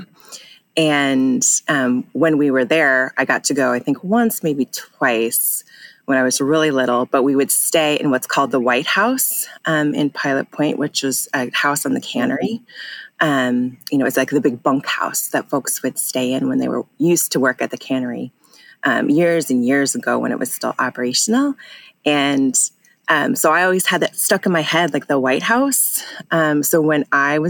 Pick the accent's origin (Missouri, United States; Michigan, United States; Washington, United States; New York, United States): Washington, United States; Issaquah; also born or lived in Seattle, Washington; I was actually born here in Seattle. I grew up in Issaquah, Washington.